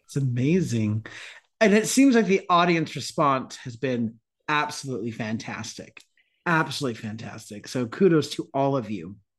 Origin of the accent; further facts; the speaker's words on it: United States; as an American